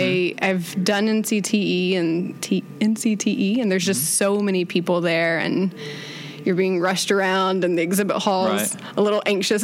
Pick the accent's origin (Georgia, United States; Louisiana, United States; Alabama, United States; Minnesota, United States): Alabama, United States; Birmingham; also born or lived in Boston; I grew up around Birmingham.